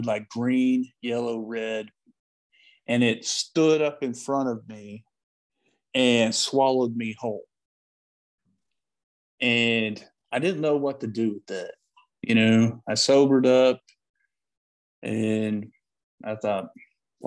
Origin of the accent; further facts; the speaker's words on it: Paris, Texas, United States; also born or lived in Austin, Texas; one of four watchmaking schools in the United States happened to be in my hometown of Paris, Texas